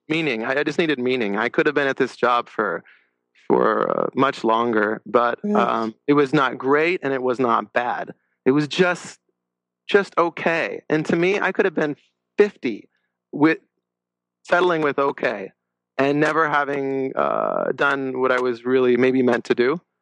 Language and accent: English; La Crescenta, California, United States; grew up in la crescenta uh, california